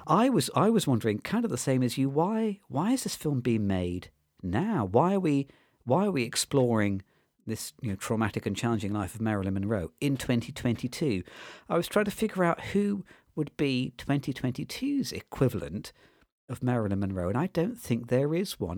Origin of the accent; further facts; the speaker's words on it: United Kingdom; as a British viewer